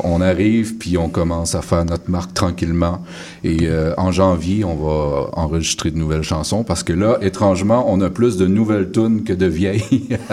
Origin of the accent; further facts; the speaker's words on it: Gaspésie, Quebec, Canada; je suis natif de Rivière-Nord, en Gaspésie